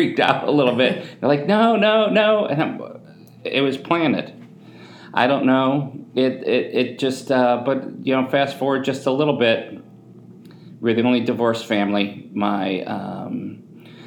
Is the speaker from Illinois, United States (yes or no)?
yes; Chicago, Illinois, United States; I'm from Southside Chicago